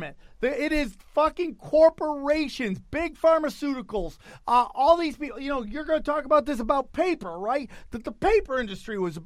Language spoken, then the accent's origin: English; United States; as an American